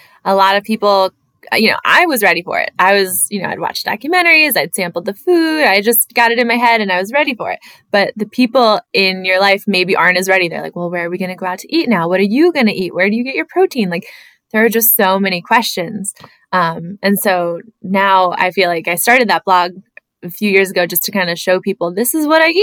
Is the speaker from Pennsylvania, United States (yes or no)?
yes; Pocono Mountains, Pennsylvania, United States; also born or lived in Philadelphia / Maryland; I grew up in the Pocono Mountains, like in a really small town in the wilderness